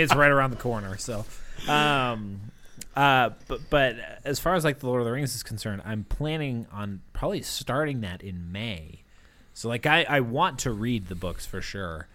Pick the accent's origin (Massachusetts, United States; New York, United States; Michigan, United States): Massachusetts, United States; growing up in Massachusetts